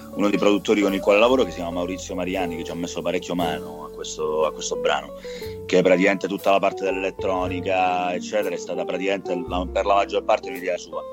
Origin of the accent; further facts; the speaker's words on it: Cerignola, Apulia, Italy; moved away as an adult; now in Rome, Italy; io sono pugliese, sono di origini pugliesi, sono nato a Cerignola, in provincia di Foggia e, ehm, e poi all'età di 18 anni, come tutti, mi sono trasferito e sono venuto qui a Roma a vivere